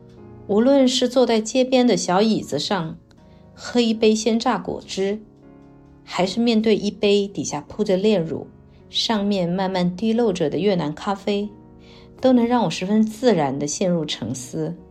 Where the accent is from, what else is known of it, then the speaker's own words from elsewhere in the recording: Nanning, Guangxi, China; moved away; 我的家乡南宁就是这个样子呀。我在这里找到天然的熟悉与陌生感。对已离开多年的南宁。又何尝不是这样呢？